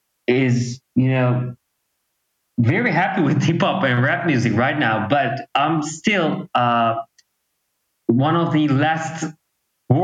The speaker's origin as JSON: {"language": "English", "country": "Turkey", "tie": "born or raised there", "second_language": "English", "said": "you know, it was very different actually because rock music was very popular here. Like, you know, 15 years ago, 10 or 15 years ago, it was really big."}